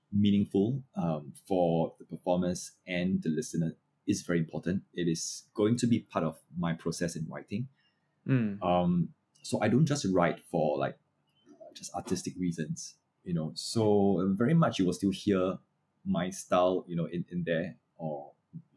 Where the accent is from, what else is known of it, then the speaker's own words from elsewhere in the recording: Singapore; I'm a Singaporean